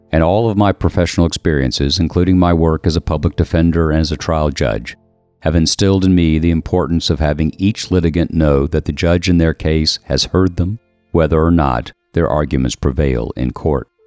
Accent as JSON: {"language": "English", "town": "Washington", "region": "District of Columbia", "country": "United States", "tie": "born there"}